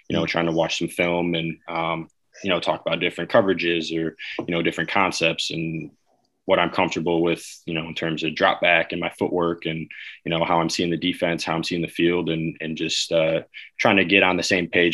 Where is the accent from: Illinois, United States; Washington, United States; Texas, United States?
Illinois, United States; Chicago; Growing up in Chicago